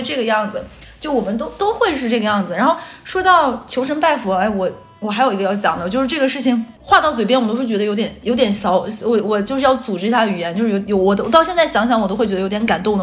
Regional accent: northern China, China; moved away as an adult; now in Shanghai, China; 咱们北方人

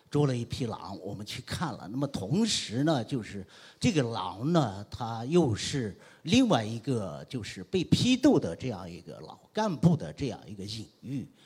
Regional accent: Gulang, Gansu, China; now in Guangzhou, China; 我是甘肃人啊，我的老家就在那个祁连山东段，东段那个祁连山的一个小小的褶皱里边 ，哎，那个县呢叫鼓浪县，嗯，它也是多少年来都是一个贫困县，贫困县，去年摘帽了

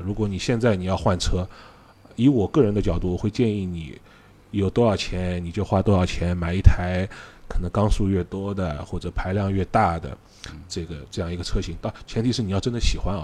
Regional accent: Shanghai, China; accent: Shanghainese; 我们上海话刚刚应该Orlo

